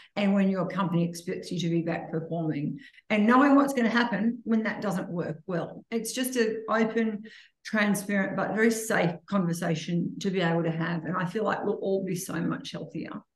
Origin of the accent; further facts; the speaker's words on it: Gunnedah, New South Wales, Australia; when I grew up in Gunnedah, my mum and dad had Dr. Harris and Dr. Adams